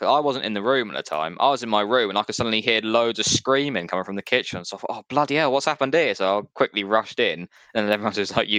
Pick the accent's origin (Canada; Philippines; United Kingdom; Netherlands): United Kingdom; we as British people